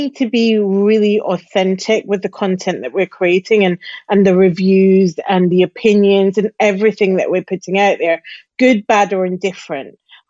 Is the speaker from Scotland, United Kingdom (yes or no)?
yes; Glasgow, Scotland, United Kingdom; accent: Glasgow; now in London, United Kingdom; So my accent is definitely softer than it would be if I was living in Glasgow. However, we have a Glasgow contingent in London.